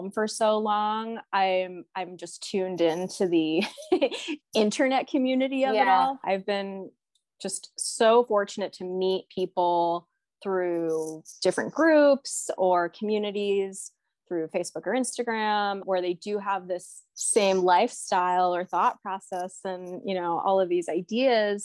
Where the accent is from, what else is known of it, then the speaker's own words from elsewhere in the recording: New York City, New York, United States; also born or lived in Orange County, California; now in Boise, United States; I'm originally from New York in Brooklyn.